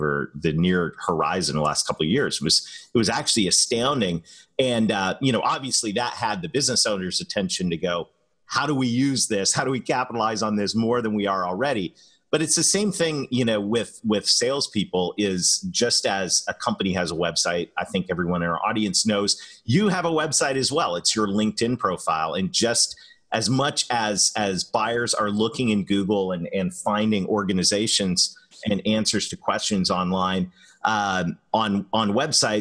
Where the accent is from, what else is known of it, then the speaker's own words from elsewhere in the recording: Canada; accent: Canadian; moved away; this Canadian kid who married a Southern girl